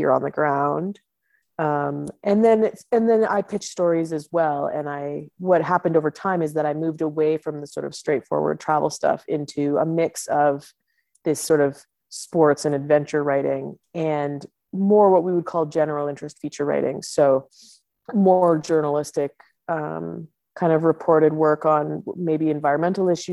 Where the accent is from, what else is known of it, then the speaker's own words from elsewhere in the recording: Ottawa, Ontario, Canada; moved away as an adult; now in Yukon, Canada; my hometown which is Ottawa, which is the capital in Eastern Canada